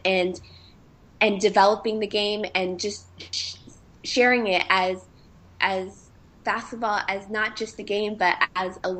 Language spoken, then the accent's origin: English; Markham, Ontario, Canada; moved away; I come from Markham, which is about 30 minutes without traffic outside of Toronto. And every time I go back home